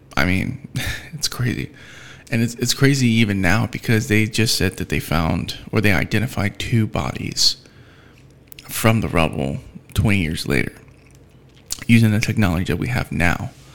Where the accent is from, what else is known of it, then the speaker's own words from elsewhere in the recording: United States; I'm an American